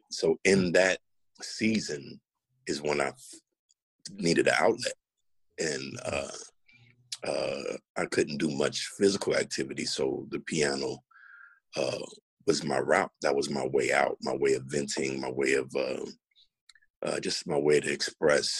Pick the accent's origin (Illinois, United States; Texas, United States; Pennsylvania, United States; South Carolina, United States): Illinois, United States; Chicago; moved away as an adult; also born or lived in Nashville; now in Washington, DC, United States; Born and raised in Chicago